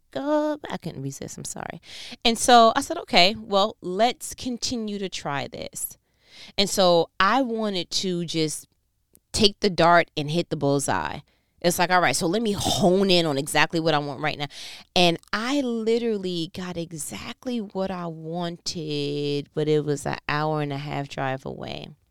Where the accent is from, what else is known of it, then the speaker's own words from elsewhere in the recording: New York, United States; I'm from New York